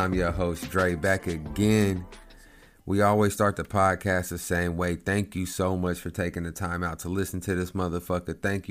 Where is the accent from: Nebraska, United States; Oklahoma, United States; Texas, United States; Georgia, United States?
Oklahoma, United States; Lawton; my hometown in Lawton.